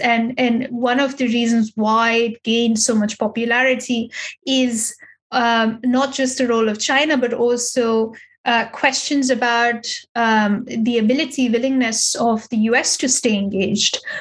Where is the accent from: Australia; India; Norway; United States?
India; now in Berlin, Germany; as an as an Indian